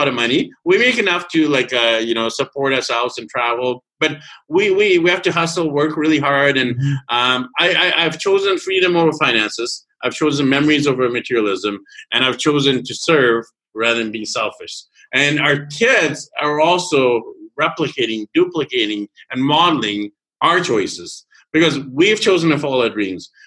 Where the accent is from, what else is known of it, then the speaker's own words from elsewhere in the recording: Canada; So I was born and raised in Canada